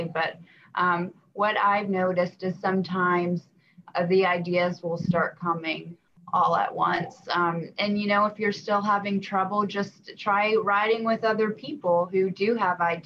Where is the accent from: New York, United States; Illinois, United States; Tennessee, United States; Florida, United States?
Tennessee, United States; Knoxville; also born or lived in Alabama; I was raised in Knoxville, but I was born in Alabama